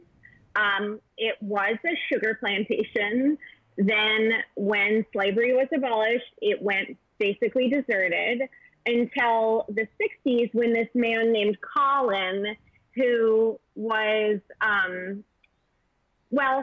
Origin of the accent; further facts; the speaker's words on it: Chicago, Illinois, United States; I'm from Chicago